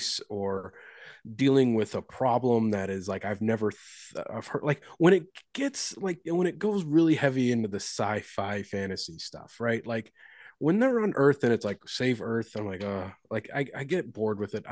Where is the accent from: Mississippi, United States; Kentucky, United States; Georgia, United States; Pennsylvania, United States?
Kentucky, United States; I'm from Kentucky